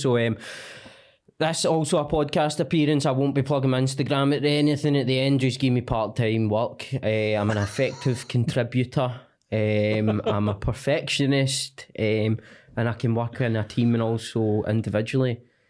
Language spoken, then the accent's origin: English; Cumbernauld, Scotland, United Kingdom; Cumbernauld, mate.